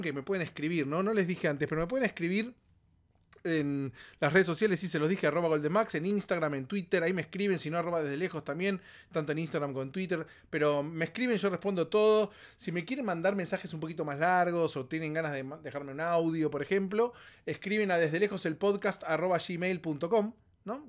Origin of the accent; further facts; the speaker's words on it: Argentina; moved away; Argentina, en mi país, en mi país de origen